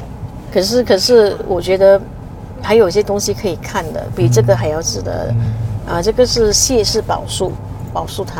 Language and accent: Chinese; George Town, Penang, Malaysia; 我在这里出生的，在这里出生的。 嗯 我们还是在乔治市市宜的